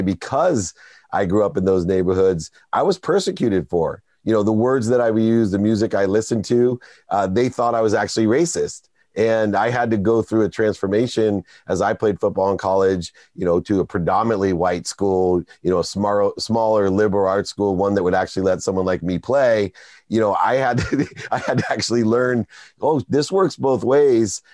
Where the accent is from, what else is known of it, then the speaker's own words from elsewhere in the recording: Akron, Ohio, United States; I grew up in Akron, Ohio, very close to where LeBron James did